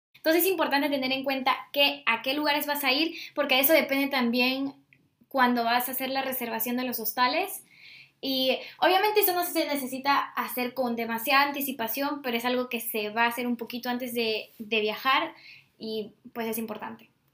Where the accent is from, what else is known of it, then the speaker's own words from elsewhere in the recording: Peru; si vengo de Perú